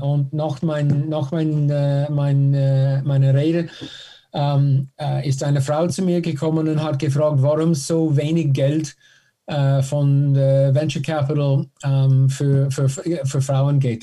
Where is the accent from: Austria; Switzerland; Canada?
Canada; German is a second language; moved away as an adult; ich bin äh, in Kanada geboren.